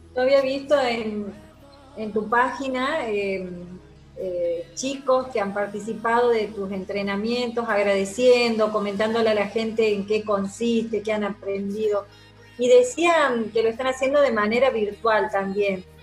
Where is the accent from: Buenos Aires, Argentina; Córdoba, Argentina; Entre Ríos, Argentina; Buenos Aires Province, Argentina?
Córdoba, Argentina; Marcos Juárez; en mi pueblo, en el ECOA de Marco Juárez